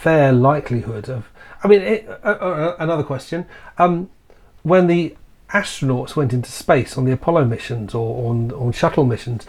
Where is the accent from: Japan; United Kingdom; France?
United Kingdom; We're British.